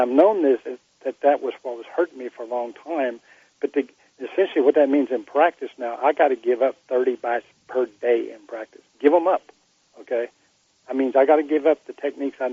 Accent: Texas, United States; I came from Texas

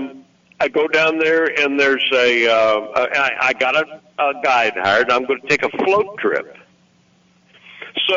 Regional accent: Missouri, United States; moved away as an adult; now in Arkansas, United States; I was from Missouri

